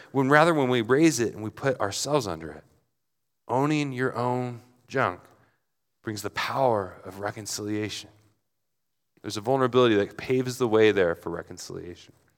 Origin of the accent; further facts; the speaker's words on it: Portland, United States; I'm in Flagstaff and I'm from Portland